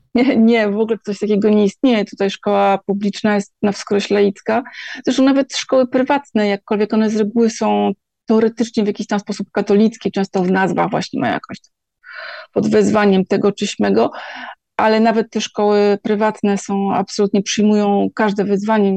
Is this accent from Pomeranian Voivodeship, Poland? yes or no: yes; Gdańsk, Pomeranian Voivodeship, Poland; moved away; ja jestem z Gdańska